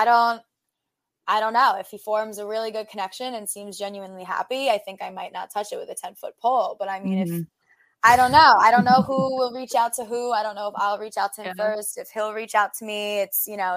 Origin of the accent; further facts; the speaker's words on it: New York, United States; We're both from New York